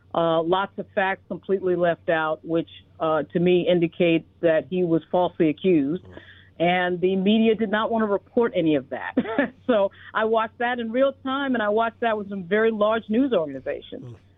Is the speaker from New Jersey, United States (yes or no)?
no; New York City, New York, United States; also born or lived in Virginia; I grew up in uh, in New York. I was born in the Bronx.